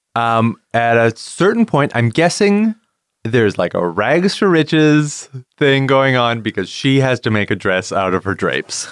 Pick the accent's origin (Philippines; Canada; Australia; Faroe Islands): Canada; we're Canadian